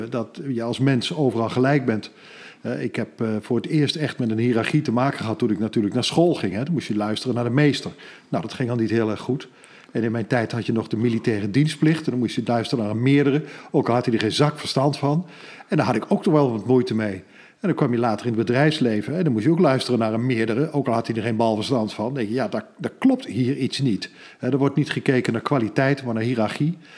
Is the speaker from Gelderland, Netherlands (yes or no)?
yes; Lochem, Gelderland, Netherlands; moved away; also born or lived in Amsterdam; Ik ben geboren in Lochem